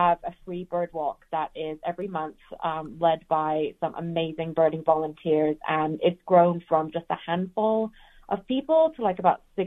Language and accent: English; England, United Kingdom; also born or lived in Georgia, United States / Macon, Georgia; now in Denver, United States; I'm from England originally. I was born there, and we moved actually to Georgia in the United States in 1996. And I lived most of my American life in Georgia